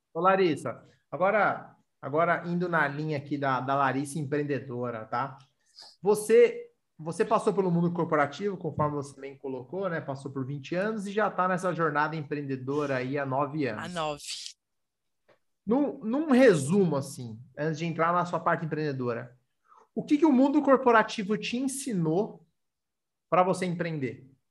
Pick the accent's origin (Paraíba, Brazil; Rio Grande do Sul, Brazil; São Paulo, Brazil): São Paulo, Brazil; eu sou paulista